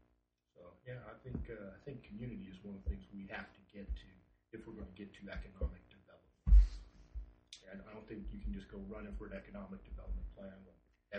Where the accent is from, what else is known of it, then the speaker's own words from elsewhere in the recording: Upper Marlboro, Maryland, United States; now in Oregon, United States; Upper Marlboro, Maryland.